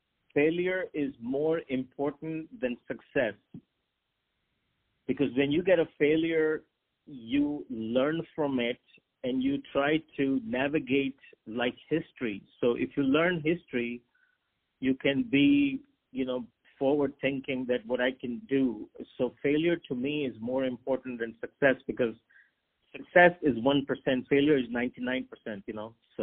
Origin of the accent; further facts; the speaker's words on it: Pakistan; also born or lived in Hong Kong / China / Japan; I grew up, I wanted to be a doctor, and I'm from Pakistan. So Pakistan has a lot of doctors, as you may know. But I lived overseas. My dad was a banker, so we lived in Hong Kong and China and Japan.